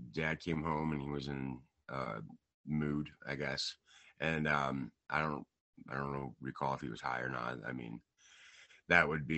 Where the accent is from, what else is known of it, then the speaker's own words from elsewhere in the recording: Rangely, Colorado, United States; also born or lived in Brush, Colorado; I was born in Brush, Colorado, raised in Rangeley, Colorado